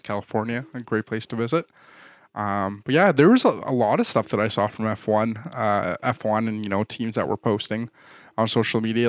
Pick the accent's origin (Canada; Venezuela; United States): Canada; we're too Canadian